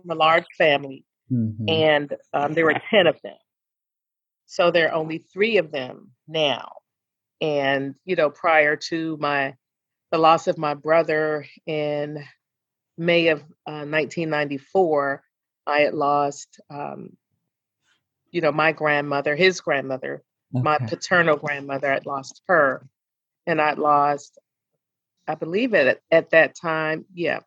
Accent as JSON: {"language": "English", "town": "Annapolis", "region": "Maryland", "country": "United States", "tie": "born or raised there", "moved": "yes", "lives_now": "Atlanta, United States", "said": "my hometown of Annapolis, Maryland"}